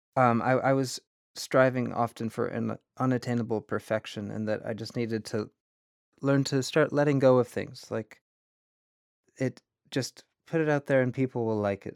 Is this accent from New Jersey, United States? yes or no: no; Vermont, United States; growing up in Vermont